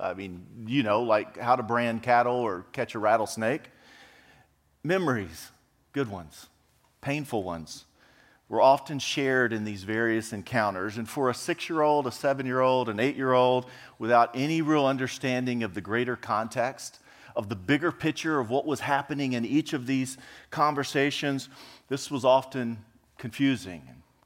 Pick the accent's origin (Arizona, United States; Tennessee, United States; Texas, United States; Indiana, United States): Texas, United States; Freer; moved away; I'm actually was born and raised in a small South Texas town by the name of Freer, F-R-E-E-R, Freer, Texas